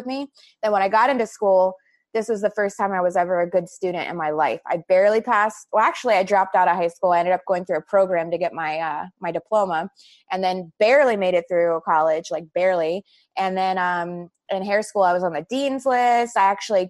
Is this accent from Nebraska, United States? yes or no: no; Pensacola, Florida, United States; moved away as an adult; also born or lived in Pittsburgh, Pennsylvania; now in West Hollywood, United States; I was born in Pittsburgh, and I moved to a small town in Northwest Florida called Pensacola, Florida when I was 3